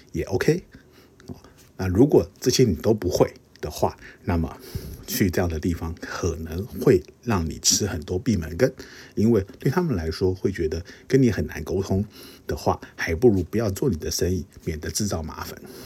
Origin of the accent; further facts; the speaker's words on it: Taiwan; 我们，呃，东方人甚至亚洲人甚至是台湾人